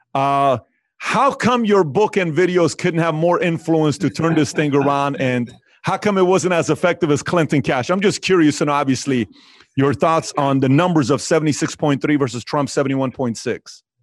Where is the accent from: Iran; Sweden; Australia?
Iran; moved away; I was born and raised in Iran.